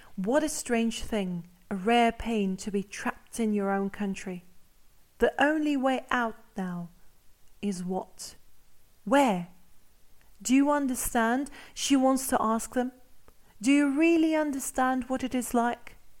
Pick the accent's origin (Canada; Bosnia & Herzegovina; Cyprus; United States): Cyprus; moved away; As a Cypriot who lives abroad